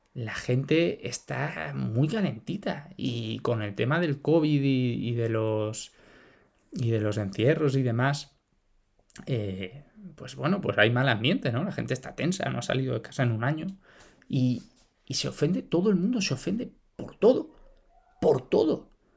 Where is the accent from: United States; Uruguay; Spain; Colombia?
Spain; Todos somos españoles